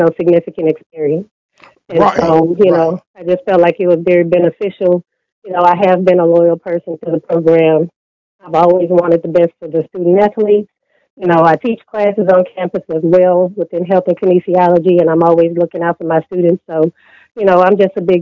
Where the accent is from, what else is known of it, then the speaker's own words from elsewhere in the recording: Missouri City, Texas, United States; I grew up in Missouri City, Texas